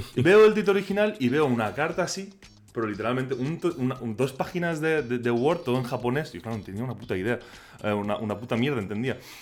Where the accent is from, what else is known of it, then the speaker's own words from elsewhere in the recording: Spain; accent: Catalan; first language Catalan; Spanish is a second language; no es, mi lengua materna y que a mí me cuesta mucho expresarme en, castellano